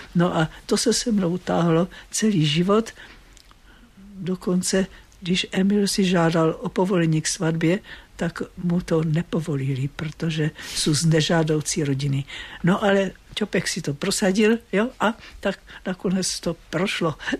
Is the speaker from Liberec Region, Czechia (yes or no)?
no; Moravian Slovakia, Zlín Region, Czechia; now in Prague, Czech Republic; já jsem taky ze Slovácka